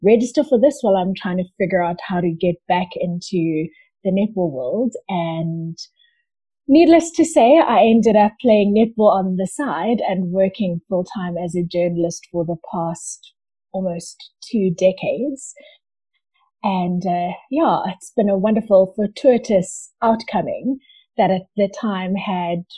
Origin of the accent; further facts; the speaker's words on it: Durban, KwaZulu-Natal, South Africa; moved away as an adult; now in Johannesburg, South Africa; I currently live in Johannesburg, but I was born in Durban and lived in Durban for the first 21 years of my life.